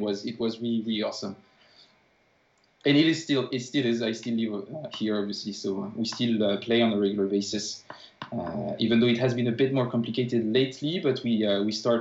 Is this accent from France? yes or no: yes; France; moved away as an adult; also born or lived in Paris; now in Vejle, Denmark; I'm actually French, and I've been living in Denmark for the last 2 years and a half.